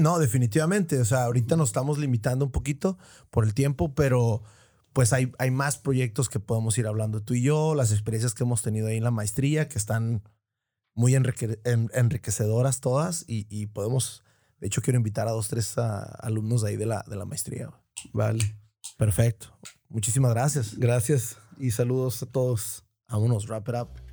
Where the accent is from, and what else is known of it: Tijuana, Baja California, Mexico